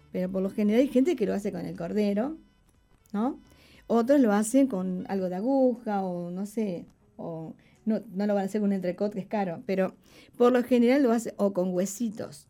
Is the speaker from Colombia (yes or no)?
no; Uruguay